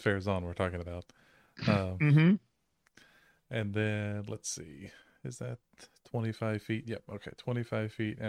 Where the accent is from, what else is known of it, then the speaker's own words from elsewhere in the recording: the South, United States; We're from the South.